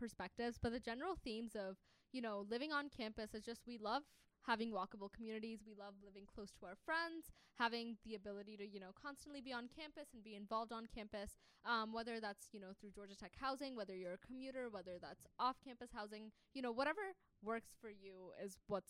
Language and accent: English; Pakistan; English is a second language; I'm from Pakistan, so I cook them Pakistani food.